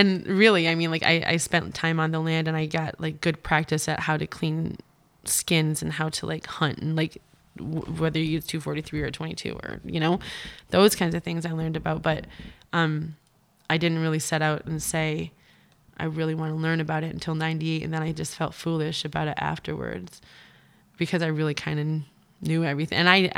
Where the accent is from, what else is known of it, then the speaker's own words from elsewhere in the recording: Newfoundland and Labrador, Canada; and so I'm from Labrador, which we have a lot more meat from